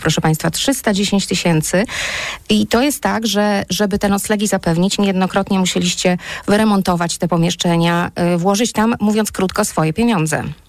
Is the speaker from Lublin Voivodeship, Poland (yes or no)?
yes; Lublin, Lublin Voivodeship, Poland; ja jestem z Lublina